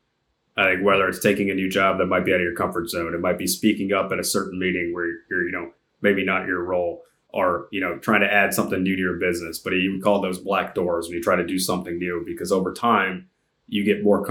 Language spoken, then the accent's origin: English; Jacksonville, Florida, United States; now in San Francisco, United States; I grew up in the South, in Jacksonville. Now I live in San Francisco